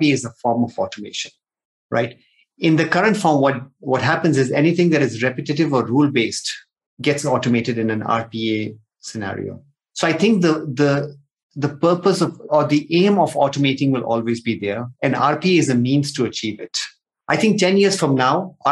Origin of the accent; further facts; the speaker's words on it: Nigeria; moved away; also born or lived in India; I've been born and brought up in Nigeria, grew up there, then moved to India, did my chartered accountancy